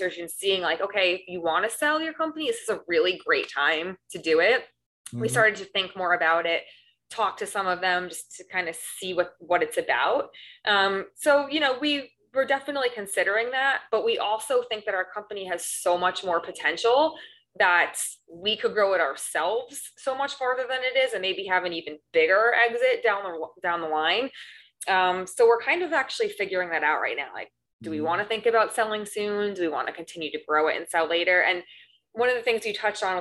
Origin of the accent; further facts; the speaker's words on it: New York, United States; now in Long Beach, United States; I'm originally from New York, moved to Los Angeles for the beaches and the weather